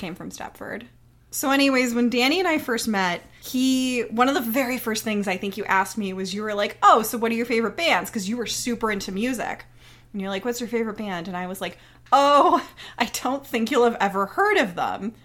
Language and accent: English; Florida, United States; I'm from Florida